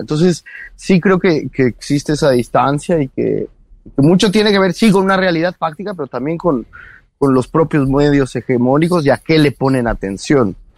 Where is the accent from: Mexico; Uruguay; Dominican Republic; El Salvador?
Mexico